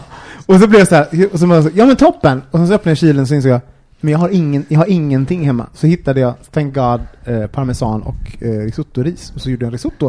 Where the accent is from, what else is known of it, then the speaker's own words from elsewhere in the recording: Gothenburg, Västra Götaland, Sweden; also born or lived in Årsta; now in Stockholm, Sweden; vi kom från Göteborg